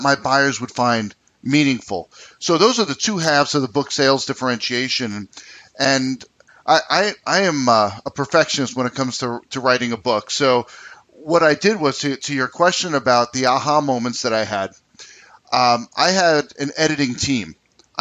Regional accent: United States; moved away; also born or lived in New York City, New York / New Jersey; I'm an East Coast person. I grew up in New York City, New Jersey

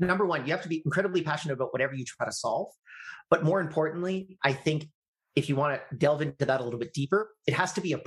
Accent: Canada; I'm Canadian

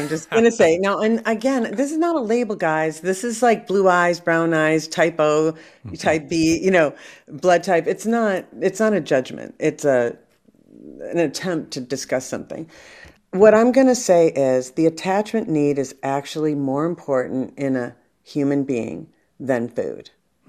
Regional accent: France; English is a second language; I come from France, you know, the avoidant comes from England. In France, you know, we like to talk about the relationship all day.

